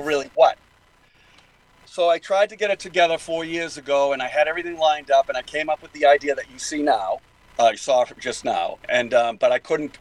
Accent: Boston, Massachusetts, United States; accent: Boston; my Boston accent

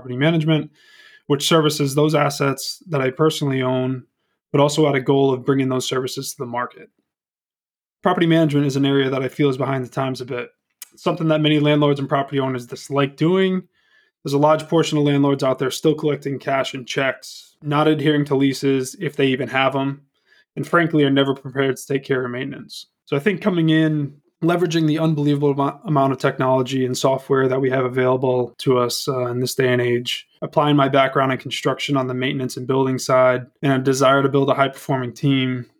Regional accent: Lincoln, Rhode Island, United States; also born or lived in New Hampshire; Born and raised Rhode Islander, family's from Bristol, grew up in Lincoln

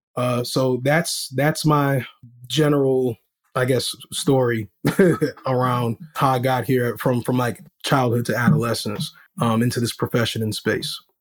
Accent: Rochester, New York, United States; also born or lived in Washington, District of Columbia, United States; I am from Rochester, New York, born in DC, but raised here

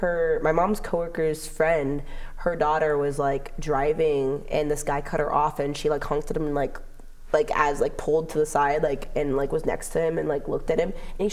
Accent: Los Angeles, California, United States; moved away as an adult; now in Oregon, United States; Like in LA. And I'm like, Sherman Oaks.

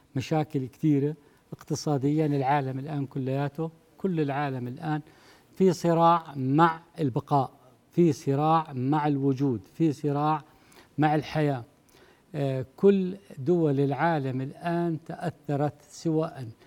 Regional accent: Jordan; عندنا بالأردن

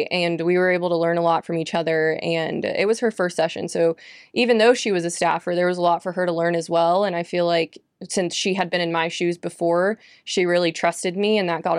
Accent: Cypress, Texas, United States; I grew up in Houston and in the suburbs of Houston called Cypress, Texas. And so there wasn't a big 4-H group in Cypress because we were very suburban.

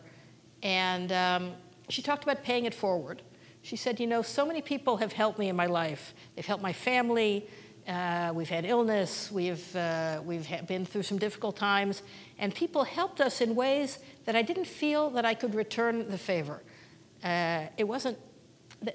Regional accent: Kansas City, Missouri, United States; moved away as an adult; now in Israel; I grew up in Kansas City in a conservative congregation at Beth Shalom and USY and Camp Ramah

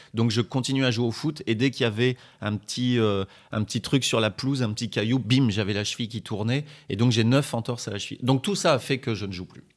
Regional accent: France; je suis je suis français

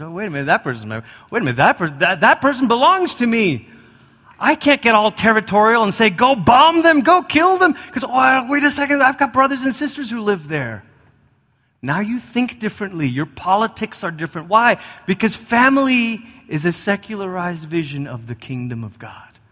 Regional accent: Malaysia; moved away; I grew up in Malaysia

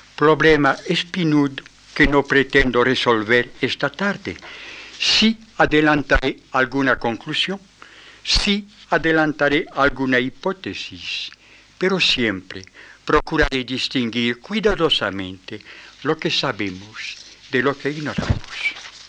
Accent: France

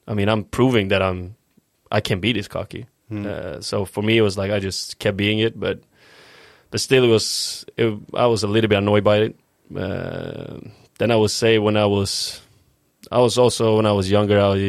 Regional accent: Uppsala, Uppsala County, Sweden; English is a second language; moved away as an adult; also born or lived in Östersund, Sweden / Stockholm, Sweden; we moved to my current town and where I believe is my hometown and where I grew up in Uppsala.

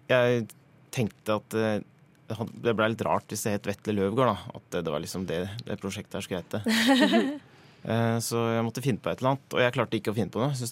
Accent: Nesbyen, Buskerud, Norway; Hallingdal, der jeg er fra.

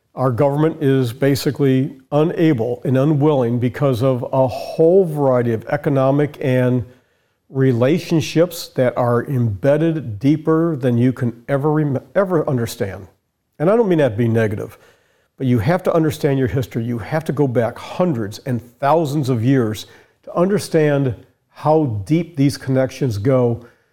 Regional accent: United States; I'm an American. Our family has been here since sixteen thirty-two.

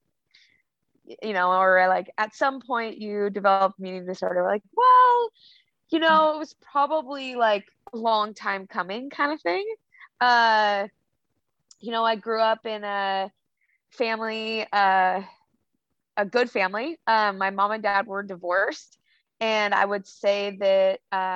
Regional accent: Longview, Washington, United States; moved away as an adult; now in Oregon, United States; I grew up in Longview, Washington

